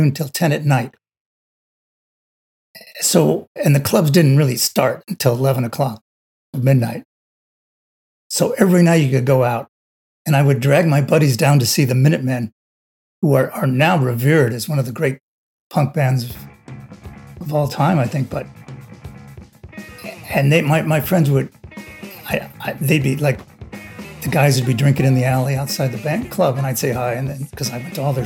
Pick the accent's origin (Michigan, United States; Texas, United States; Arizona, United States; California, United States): California, United States; Los Angeles; I grew up in Los Angeles